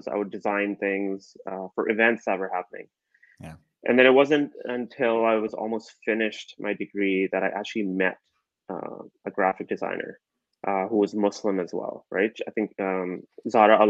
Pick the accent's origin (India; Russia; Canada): Canada; Calgary, Alberta; I grew up in Calgary